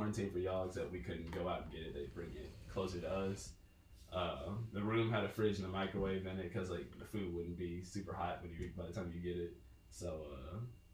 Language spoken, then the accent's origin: English; Fort Worth, Texas, United States; accent: country; moved away; I'm from Fort Worth, Texas. So sometimes, you know, my country accent comes out a little bit